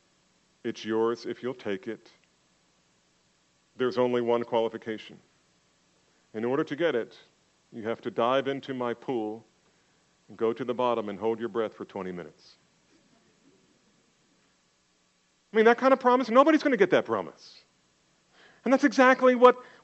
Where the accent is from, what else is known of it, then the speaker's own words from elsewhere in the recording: New Jersey, United States; I grew up in Jersey